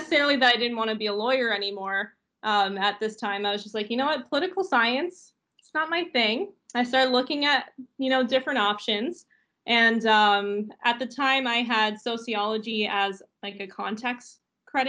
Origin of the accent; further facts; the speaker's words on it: St. Catharines, Ontario, Canada; I'm actually from St. Catharines, so I had no intention of going anywhere beyond St. Catharines